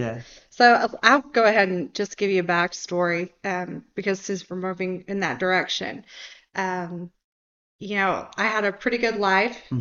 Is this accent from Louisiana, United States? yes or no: no; Georgia, United States; I grew up in Georgia